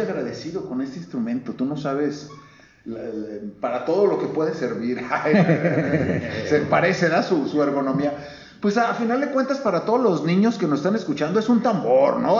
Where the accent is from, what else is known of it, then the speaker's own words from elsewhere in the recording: Guadalajara, Jalisco, Mexico; ahí mero nací y, este, aquí en Guadalajara he vivido la, mayor parte de mi vida